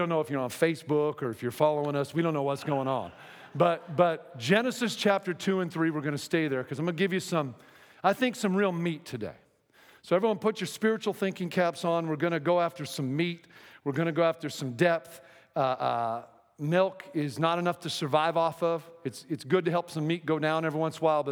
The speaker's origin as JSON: {"language": "English", "town": "Seattle", "region": "Washington", "country": "United States", "moved": "as an adult", "said": "I'm from Seattle"}